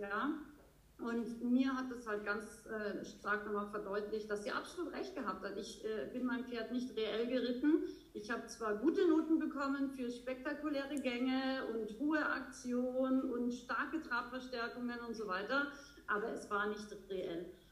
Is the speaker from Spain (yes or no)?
no; Austria; now in Bavaria, Germany; ich komme ursprünglich aus Österreich, ähm, lebe aber schon sehr, sehr lange in schönen Bayern